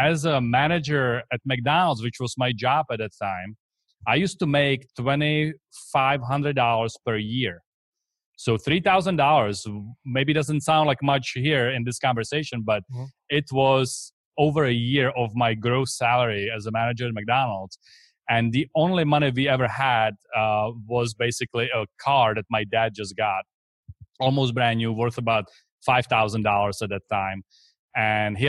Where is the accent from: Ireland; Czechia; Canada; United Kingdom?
Czechia; English is a second language; moved away as an adult; also born or lived in Texas; now in Tampa, United States; I came here from the Czech Republic. So that's where I'm originally from. That's where this accent is from.